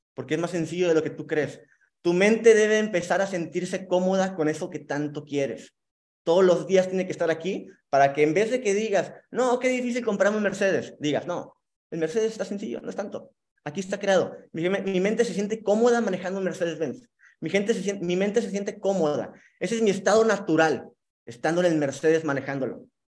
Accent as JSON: {"language": "Spanish", "town": "Monterrey", "region": "Nuevo León", "country": "Mexico", "tie": "born or raised there", "moved": "yes", "lives_now": "Cancún, Mexico", "said": "vivo en Cancún, soy originario de Monterrey"}